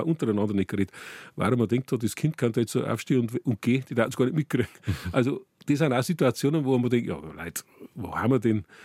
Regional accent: Furth im Wald, Bavaria, Germany; Ich komme aus Furt im Wald und ich bin also seit Kindheit eigentlich schon.

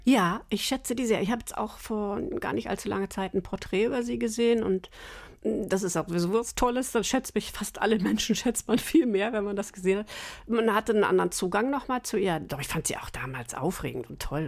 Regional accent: Northern Germany, Germany; moved away as an adult; also born or lived in Munich; die Anfangszeit so als Norddeutsche war nicht einfach

